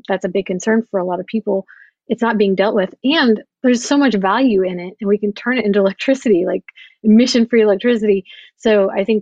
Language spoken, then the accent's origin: English; Oklahoma, United States; I grew up in Oklahoma, where it's very much oil and gas country.